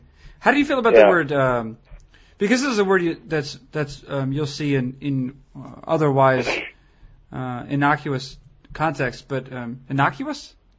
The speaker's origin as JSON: {"language": "English", "town": "Concord", "region": "New Hampshire", "country": "United States", "tie": "born or raised there"}